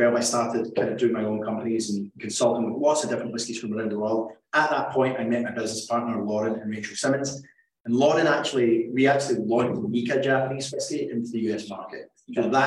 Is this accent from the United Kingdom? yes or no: yes; Scotland, United Kingdom; now in New Jersey, United States; I'm from Scotland, born and raised in Scotland.